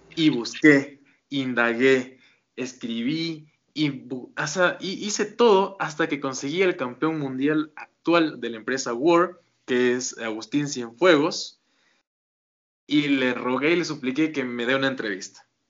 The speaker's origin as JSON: {"language": "Spanish", "town": "Quito", "region": "Pichincha", "country": "Ecuador", "said": "yo soy de Ecuador"}